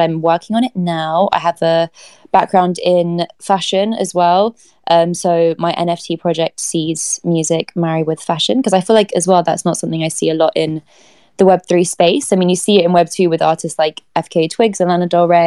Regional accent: London, United Kingdom; from growing up in London

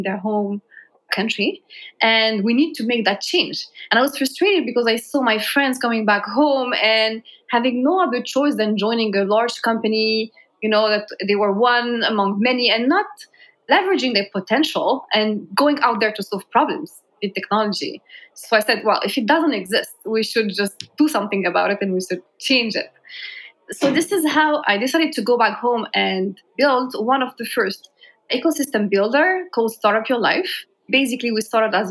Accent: Morocco; moved away as an adult; also born or lived in France / Singapore; I was born and raised in Morocco

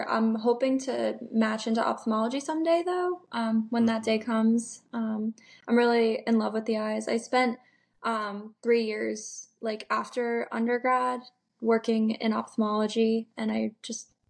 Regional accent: Rhode Island, United States; also born or lived in Burlington, Vermont; Rhode Island.

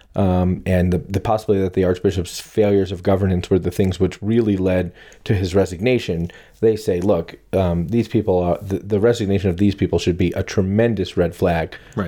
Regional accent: New Jersey, United States; I'm from New Jersey

